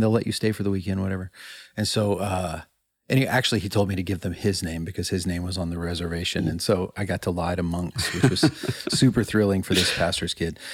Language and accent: English; Illinois, United States; moved away; I went home to Illinois, uh, to my hometown a few years ago.